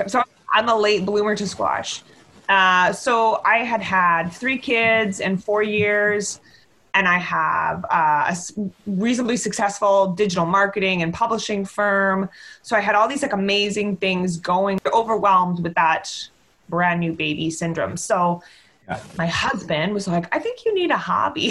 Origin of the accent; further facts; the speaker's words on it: Victoria, British Columbia, Canada; also born or lived in Calgary; I grew up in Victoria